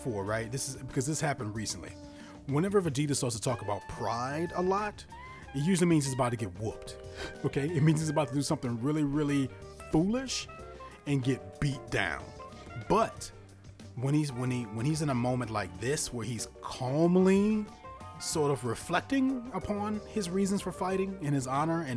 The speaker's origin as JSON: {"language": "English", "region": "Louisiana", "country": "United States", "said": "I'm from Louisiana. I also went to LSU"}